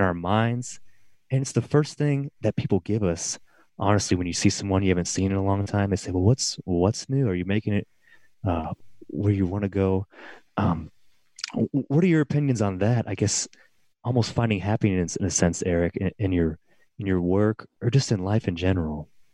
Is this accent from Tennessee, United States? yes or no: yes; Middle Tennessee, United States; I grew up here in Middle Tennessee